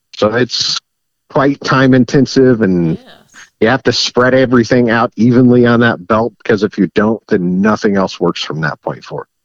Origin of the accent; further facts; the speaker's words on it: Wyandotte County, Kansas, United States; moved away as an adult; now in Miami County, United States; I grew up in Wyandotte County